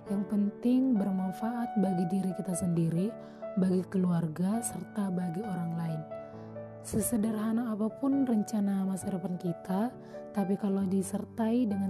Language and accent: Indonesian; Toba, North Sumatra, Indonesia; Asal saya dari Kabupaten Tuba, Sumatera Utara.